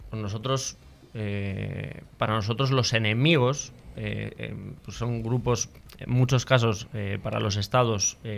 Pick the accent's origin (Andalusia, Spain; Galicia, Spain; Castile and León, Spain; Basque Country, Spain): Basque Country, Spain; San Sebastián; De Donostia.